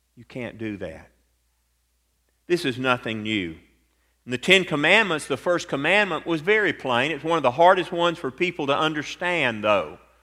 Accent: Atlanta, Georgia, United States; growing up in Atlanta, Georgia

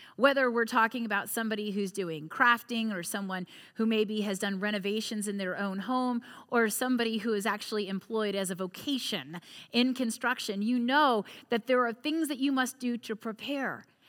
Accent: United States; also born or lived in Crozet, Virginia; as an American, as a neighbor here in Crozet

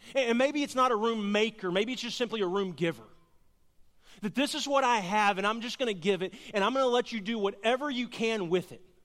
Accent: Garland, Texas, United States; also born or lived in Cleburne, Texas; I grew up in Garland, Texas

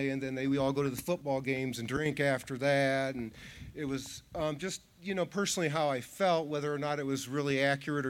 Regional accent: Wadsworth, Ohio, United States; I grew up here in Wadsworth, Ohio.

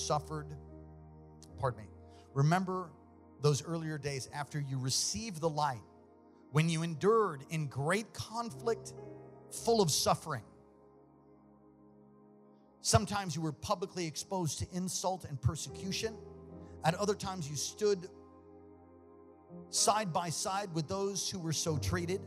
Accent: United States; I'm an American

